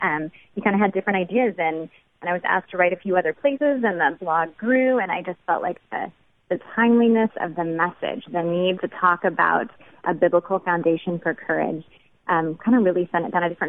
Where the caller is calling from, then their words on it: Washington, United States; I'm calling from Washington State, the non-Seattle part of Washington.